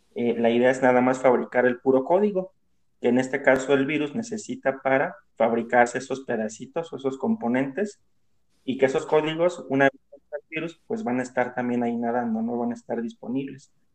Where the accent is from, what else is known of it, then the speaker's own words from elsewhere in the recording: Mexico; como decimos aquí en México